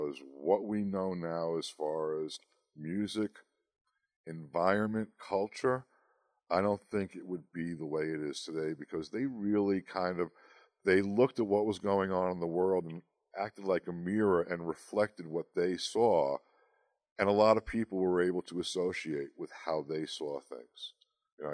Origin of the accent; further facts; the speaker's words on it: Long Island, New York, United States; moved away as an adult; now in Salt Lake City, United States; I'm from Long Island, New York. I lived there for over 50 years